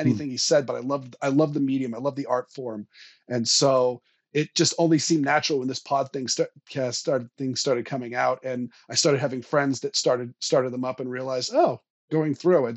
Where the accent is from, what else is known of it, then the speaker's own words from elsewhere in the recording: Portland, Maine, United States; I grew up in Southern Maine. I, I, I was born in Portland